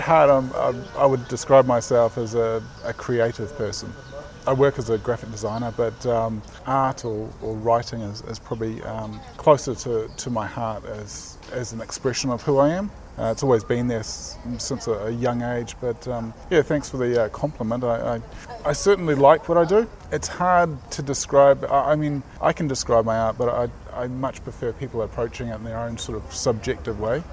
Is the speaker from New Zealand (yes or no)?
yes; New Zealand; Being a Kiwi